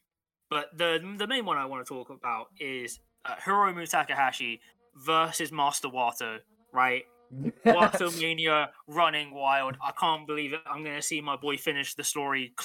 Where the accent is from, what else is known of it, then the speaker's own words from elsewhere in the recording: United Kingdom; we're British